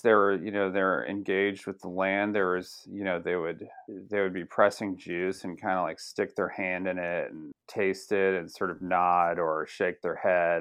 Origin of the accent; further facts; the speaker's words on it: Sonoma, California, United States; growing up in Sonoma. Colin and I, you know, went to Sonoma High